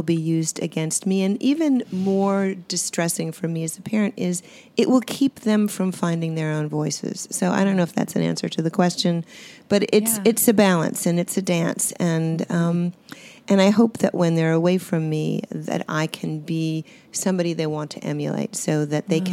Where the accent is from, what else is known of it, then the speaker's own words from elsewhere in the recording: Swampscott, Massachusetts, United States; I grew up in Swampscott, which was an ocean community on the seashore, Swampscott, Marblehead.